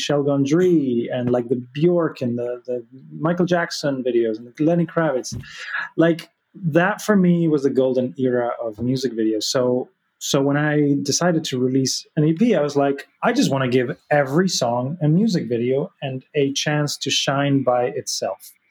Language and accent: English; Argentina; I was born in Argentina, but my mom's Spanish